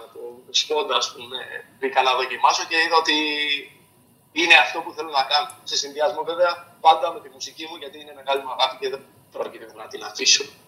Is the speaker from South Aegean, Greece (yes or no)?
yes; Maritsa, South Aegean, Greece; moved away; το νησί μου, το χωριό μου που ξεκίνησα, δηλαδή τα Μαριτσά τη Ρόδου